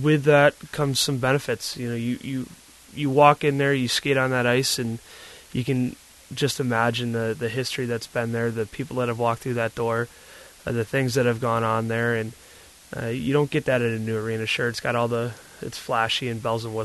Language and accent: English; Davenport, Iowa, United States; moved away as an adult; also born or lived in Buffalo, New York; Raised in Davenport, Iowa, the Quad Cities. We moved there when I was six from Buffalo, New York. And I was there, lived there until I went off to college